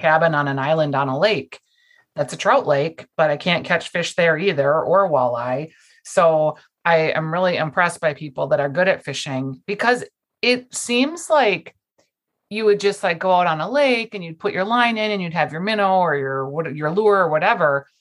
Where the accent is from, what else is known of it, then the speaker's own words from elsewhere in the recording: Minnesota, United States; I'm from Minnesota